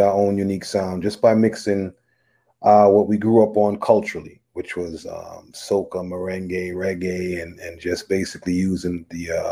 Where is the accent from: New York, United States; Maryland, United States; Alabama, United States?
New York, United States; New York City; growing up in Brooklyn